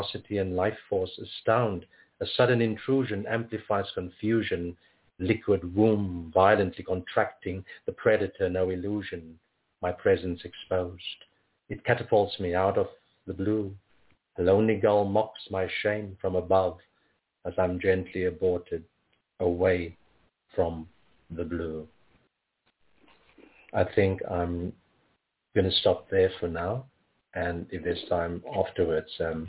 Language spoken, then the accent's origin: English; Cape Town, Western Cape, South Africa; moved away; I'm originally from Cape Town, born in South Africa.